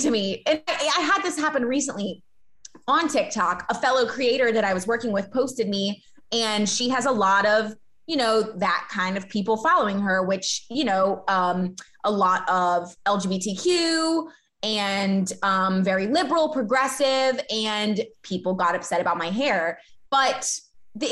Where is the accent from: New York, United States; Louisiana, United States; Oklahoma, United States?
Louisiana, United States; Baton Rouge; I grew up in Baton Rouge